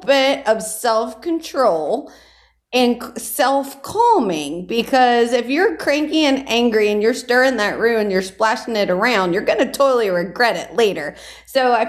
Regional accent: Gonzales, Louisiana, United States; now in New Orleans, United States; I grew up in Ascension Parish, so we like to say that we were more prairie Cajun than bayou Cajun

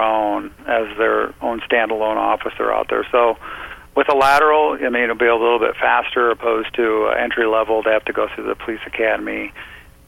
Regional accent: Southeast Alaska, United States; I've been born and raised in Southeast Alaska, and I want to stay in Southeast Alaska.

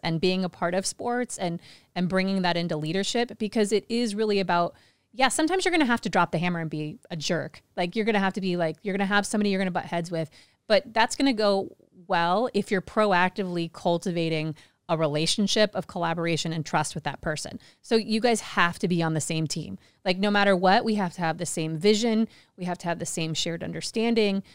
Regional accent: Kansas City, United States; moved away as an adult; also born or lived in China; now in Phuket, Thailand; Kansas City, I grew up in Kansas City

